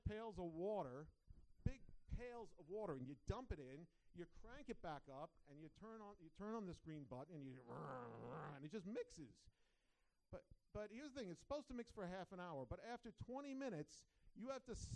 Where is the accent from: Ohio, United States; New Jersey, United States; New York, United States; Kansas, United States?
New York, United States; Long Island; moved away; raised on Long Island, New York